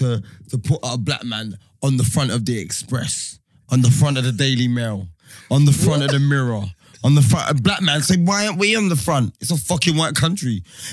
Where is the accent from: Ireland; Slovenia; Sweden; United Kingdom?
United Kingdom; I'm not English. I'm British because I'm born here.